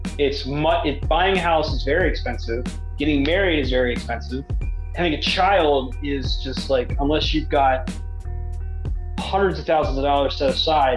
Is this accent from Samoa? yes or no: no; Pasadena, Maryland, United States; I grew up in Pasadena, Maryland